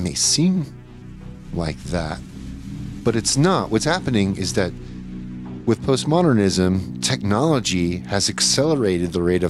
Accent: Louisiana, United States; born there; I was born in Louisiana, so I should know.

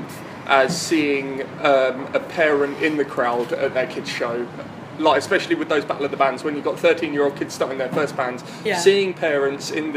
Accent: Horsham, South East England, United Kingdom; I grew up in West Sussex, so not too far from here.

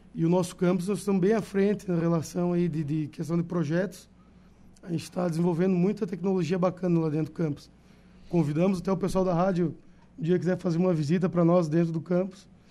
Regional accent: São José dos Ausentes, Rio Grande do Sul, Brazil; Mas eu sou de Ausentes

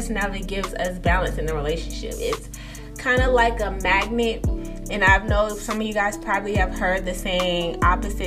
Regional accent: East Coast, United States; I'm from the East Coast

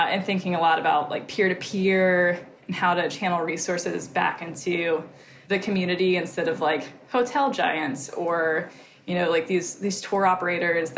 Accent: East Tennessee, United States; moved away; also born or lived in New Orleans; I'm from East Tennessee originally, so I'm from the South. And I grew up riding dirt bikes

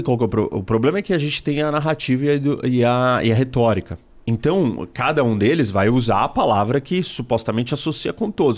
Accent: Brazil

